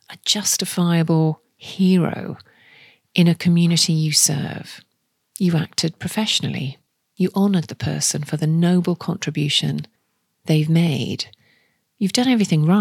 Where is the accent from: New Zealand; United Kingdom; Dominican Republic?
United Kingdom; the Northeast, North East England; moved away; I'm from the Northeast myself, with family and friends still there